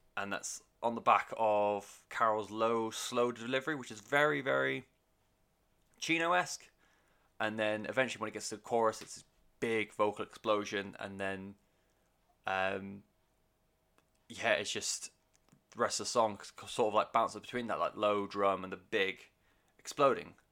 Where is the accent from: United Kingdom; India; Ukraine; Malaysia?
United Kingdom; first language English; as a Brit